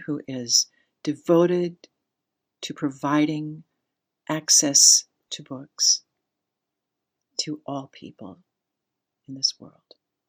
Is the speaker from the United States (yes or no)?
yes; Wahpeton, North Dakota, United States; When I was a child, growing up in Wahpeton, North Dakota, I spent a lot of time at our public library.